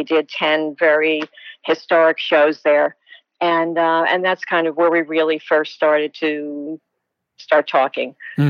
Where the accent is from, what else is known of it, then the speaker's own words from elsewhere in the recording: Newark, New Jersey, United States; also born or lived in East Orange, New Jersey; I was born in East Orange, New Jersey, grew up mostly in Newark, very Italian-American Catholic school background.